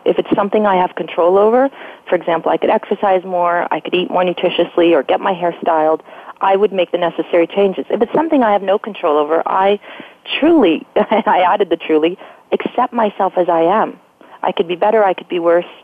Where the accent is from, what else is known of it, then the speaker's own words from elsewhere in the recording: Canada; I'm Canadian